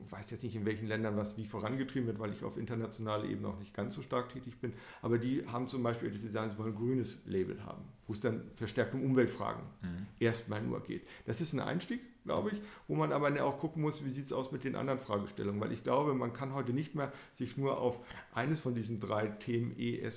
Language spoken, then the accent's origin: German; Paderborn, North Rhine-Westphalia, Germany; wir sind jetzt hier in Frankfurt, wir kommen ja selber aus Paderborn.